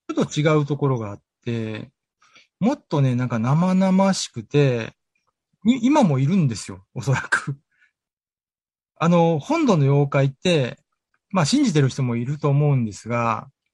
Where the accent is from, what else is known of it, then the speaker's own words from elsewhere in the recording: Kyoto, Japan; moved away as an adult; now in Okinawa, Japan; 僕京都なんですよ、もともと。京都から沖縄に来た時に